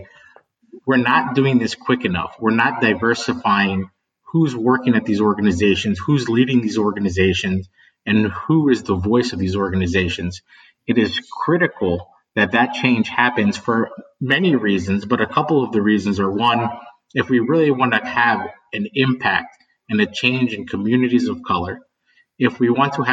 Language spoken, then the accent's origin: English; West Virginia, United States; I grew up in West Virginia